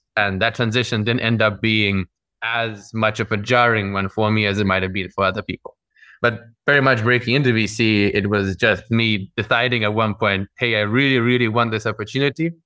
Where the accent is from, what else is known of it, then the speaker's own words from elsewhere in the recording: Moscow, Russia; moved away; also born or lived in London, United Kingdom / New York / Lagos / Singapore; I grew up in Moscow in the Russian Federation, and then I emigrated over with my family over to the UK, to London